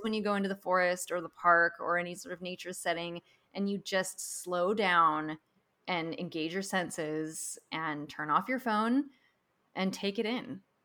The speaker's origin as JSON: {"language": "English", "region": "Pacific Northwest", "country": "United States", "tie": "born or raised there", "moved": "yes", "lives_now": "California, United States", "said": "growing up in the Pacific Northwest"}